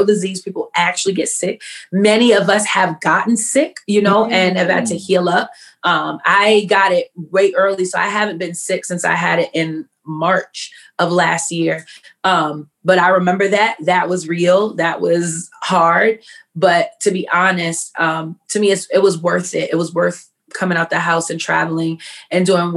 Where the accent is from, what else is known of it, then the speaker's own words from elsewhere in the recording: New York City, New York, United States; I am born and raised in New York City. Queens, New York, all day, every day, because I'm not moving out